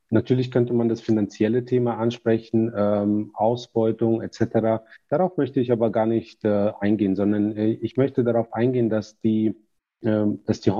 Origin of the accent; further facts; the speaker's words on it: Kazakhstan; now in Germany; Und äh, mein äh, Vater zum Beispiel, wir sind äh, aus Kasachstan nach Deutschland gekommen.